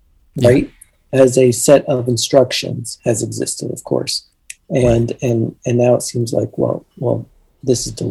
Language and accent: English; Virginia Beach, Virginia, United States; moved away as an adult; also born or lived in Pittsburgh, Pennsylvania; now in New York, United States; I grew up in Virginia Beach